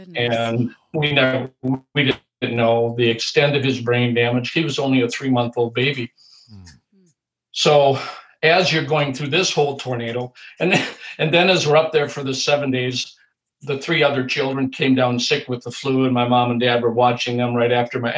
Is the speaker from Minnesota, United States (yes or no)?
yes; New Ulm, Minnesota, United States; Todd's and my hometown of New Ulm